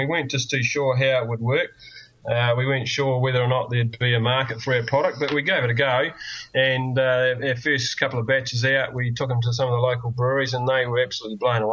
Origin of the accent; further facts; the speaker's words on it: New Zealand; you come back to little old New Zealand here